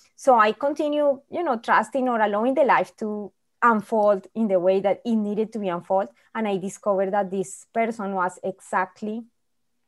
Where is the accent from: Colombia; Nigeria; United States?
Colombia; moved away as an adult; now in Winnipeg, Canada; I'm originally from Colombia. For some people, maybe they are familiar, South America. It's a very poor country, and I happen to be born in a very poor family also